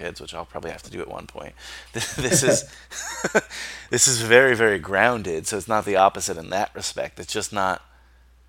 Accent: United States; growing up in America, in the suburbs

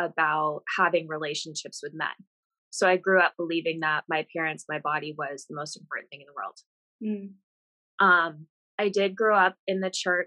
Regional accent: Vermont, United States; moved away as an adult; also born or lived in Arizona; I grew up in Vermont

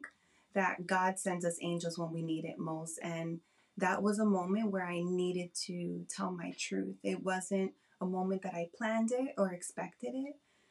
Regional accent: New Jersey, United States; I am from New Jersey.

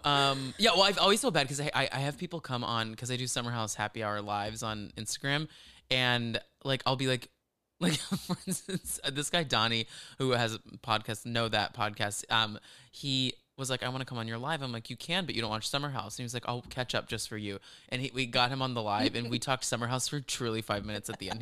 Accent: the South, United States; born or raised there

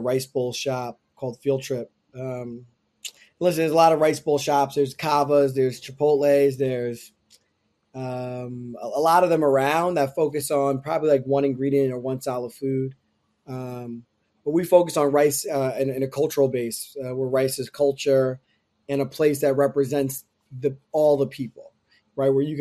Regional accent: Tobyhanna, Pennsylvania, United States; in the era of the time that I grew up in Pennsylvania in the Poconos

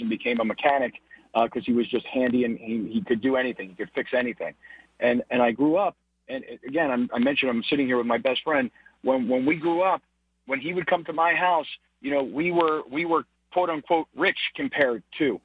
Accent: Fort Lauderdale, Florida, United States; moved away; also born or lived in San Diego; I grew up in South Florida. I grew up in Fort Lauderdale, Florida

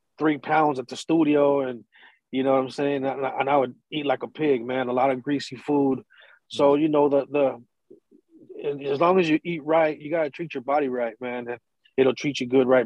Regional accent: San Diego, California, United States; I was born and raised in Little Italy, you know what I'm saying, in the neighborhood where it was the lower income Mexicans and Italians

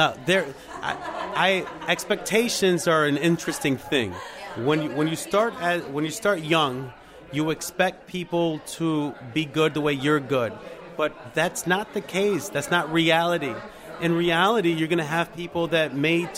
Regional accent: Puerto Rico; I'm from Puerto Rico

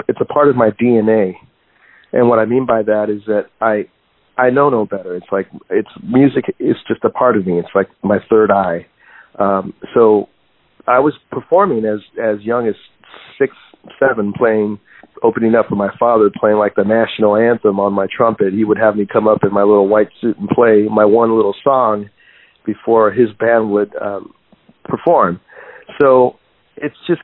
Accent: Guadalajara, Jalisco, Mexico; now in San Diego, United States; I was born in Guadalajara, Jalisco

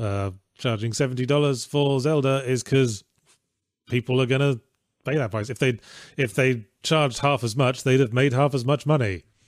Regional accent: England, United Kingdom; moved away; also born or lived in Australia; in my childhood in England

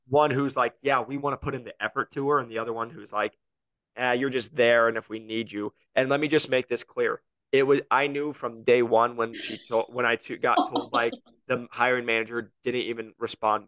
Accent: Iowa, United States; now in Scottsdale, United States; I'm from Iowa.

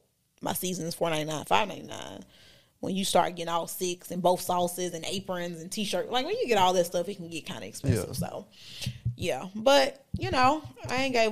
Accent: Memphis, Tennessee, United States; Memphis. Yeah. Like, that's my hometown.

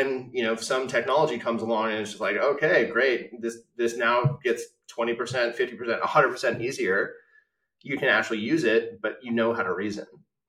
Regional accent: Palo Alto, California, United States; I grew up in Palo Alto in the 90s

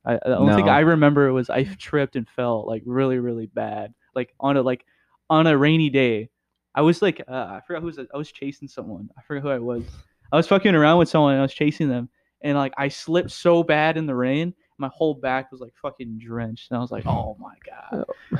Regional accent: Oakland, California, United States; I came from like a whole different city. I came from Oakland, and I remember like I thought it was the shit because like everyone there was so different

